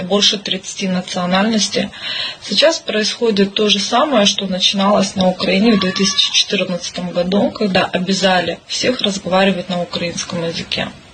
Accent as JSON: {"language": "Russian", "country": "Kazakhstan", "said": "в нашем Казахстане"}